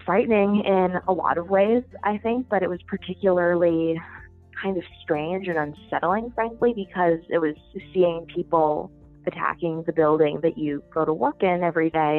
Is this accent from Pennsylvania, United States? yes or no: no; near Green Bay, Wisconsin, United States; moved away as an adult; also born or lived in New York; now in Washington, D.C., United States; I'm actually from Wisconsin. I grew up in a fairly small city uh, up by Green Bay